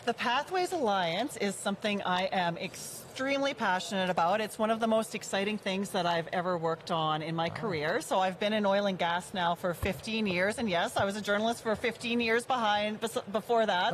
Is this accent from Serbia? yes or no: no; Cut Knife, Saskatchewan, Canada; born or raised there; now in Alberta, Canada